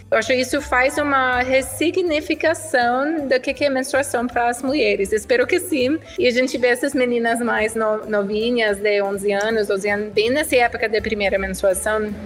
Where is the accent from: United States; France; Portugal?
United States; Portuguese is a second language; moved away as an adult; also born or lived in Switzerland; now in Brazil; eu sou americana sim, eh, eu tenho quase oito anos no Brasil